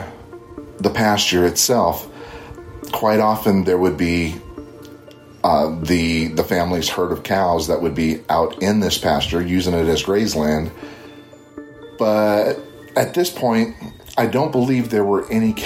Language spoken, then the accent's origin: English; Northern Kentucky, United States; now in Central Florida, United States; I currently reside in Central Florida, but at the time of this sighting, I was living in my hometown in Northern Kentucky